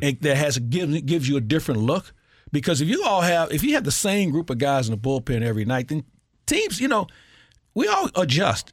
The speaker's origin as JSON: {"language": "English", "town": "St. Louis", "region": "Missouri", "country": "United States", "tie": "born or raised there", "said": "I grew up in Matthews Dickey"}